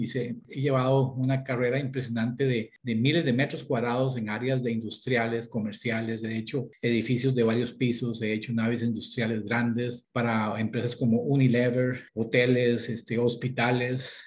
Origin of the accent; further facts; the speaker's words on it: Escazú, San José, Costa Rica; moved away; yo nací en Costa Rica, toda mi infancia la pasé en la zona de Escazú